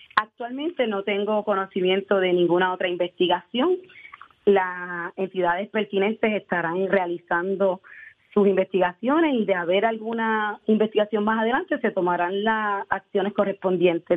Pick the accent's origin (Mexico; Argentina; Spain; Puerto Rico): Puerto Rico; Aguas Buenas